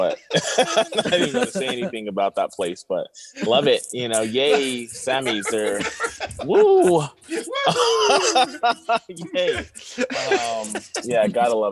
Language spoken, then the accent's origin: English; Riverside, California, United States; also born or lived in Tijuana, Mexico / Rosarito, Mexico; now in San Diego, United States; I'm from Riverside